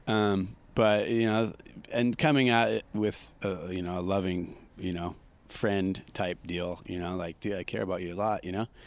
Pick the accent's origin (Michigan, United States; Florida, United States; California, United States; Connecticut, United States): California, United States; Santa Cruz; how I was brought up in Santa Cruz with Vince Collier and all those